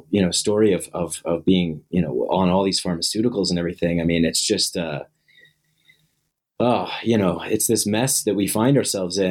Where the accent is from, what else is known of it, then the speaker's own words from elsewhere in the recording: New York, United States; now in Denver, United States; I'm originally from New York